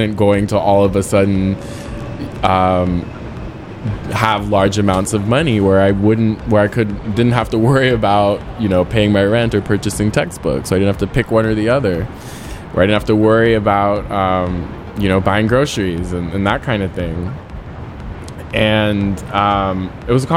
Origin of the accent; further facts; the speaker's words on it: San Francisco, California, United States; growing up in San Francisco, or at my high school